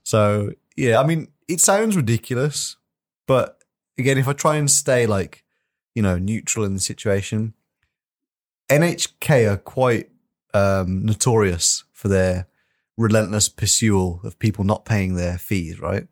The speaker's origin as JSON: {"language": "English", "country": "United Kingdom", "said": "me as a British person"}